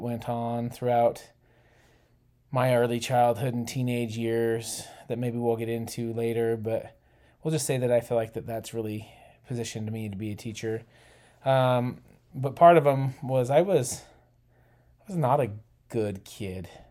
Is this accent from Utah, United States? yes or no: yes; Utah, United States; I was born in Utah, too